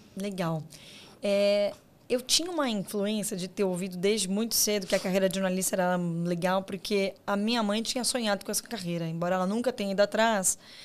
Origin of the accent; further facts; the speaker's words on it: Guarulhos, São Paulo, Brazil; eu sou de Guarulhos, que para quem não é do estado de São Paulo, né? Guarulhos está na grande São Paulo